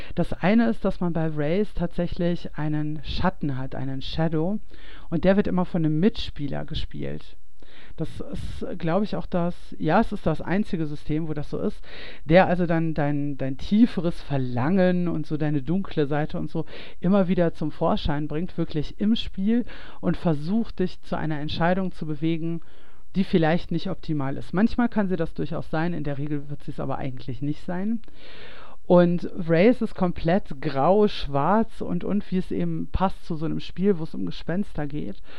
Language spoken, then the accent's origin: German; Ruhr area, North Rhine-Westphalia, Germany; moved away; ich komme ja eigentlich aus dem Ruhrgebiet